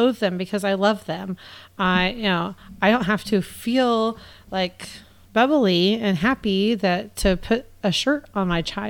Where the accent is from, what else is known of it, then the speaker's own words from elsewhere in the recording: United States; being an American